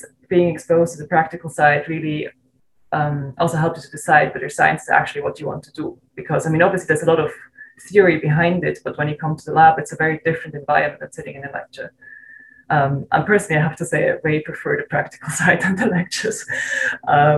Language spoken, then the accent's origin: English; Switzerland; moved away as an adult; also born or lived in Zurich; I'm originally from Switzerland, from a really small town